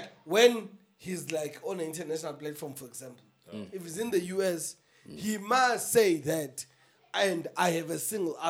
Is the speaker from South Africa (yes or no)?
yes; South Africa; But just make sure that it is known that I'm an artist from South Africa.